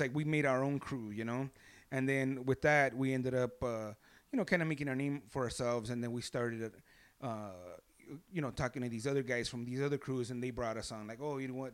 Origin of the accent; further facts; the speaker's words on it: Los Angeles, California, United States; L A, born and raised in East L